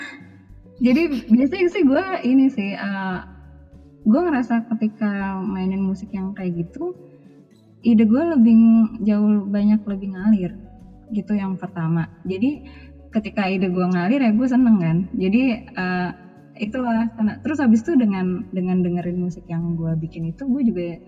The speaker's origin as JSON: {"language": "Indonesian", "region": "Minangkabau", "country": "Indonesia", "said": "kalau bahasa tradisional paling bahasa Minang karena gue orang Minang"}